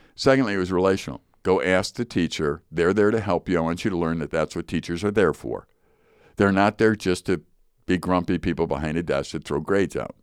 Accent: Chicago, Illinois, United States; I grew up in Chicago, Chicago Public School

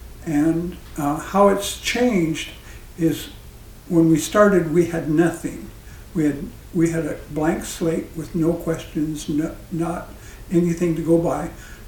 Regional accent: Washington, United States; I'm from Washington State.

